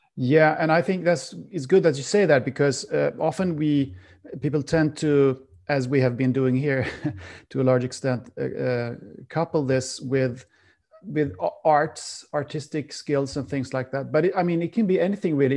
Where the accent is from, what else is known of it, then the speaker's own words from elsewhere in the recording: Sweden; I'm from Sweden and Sweden has a very cold climate